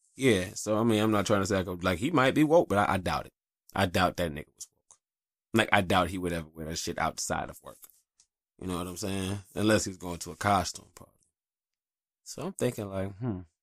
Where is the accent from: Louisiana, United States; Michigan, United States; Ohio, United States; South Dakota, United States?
Michigan, United States; Detroit; also born or lived in North Carolina; I grew up in Detroit in the eighties and nineties